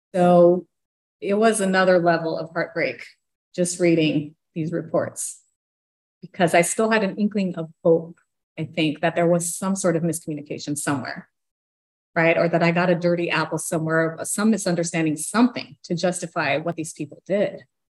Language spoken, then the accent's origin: English; Brazil; moved away; We're from Brazil